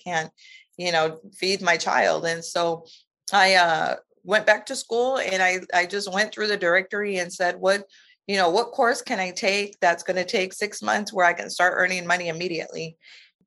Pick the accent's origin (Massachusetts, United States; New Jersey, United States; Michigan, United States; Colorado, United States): Michigan, United States; first language Spanish; English is a second language; moved away as an adult; also born or lived in Louisiana; now in Houston, United States; I was born and raised in Michigan, and I am the daughter of Mexican immigrant farm workers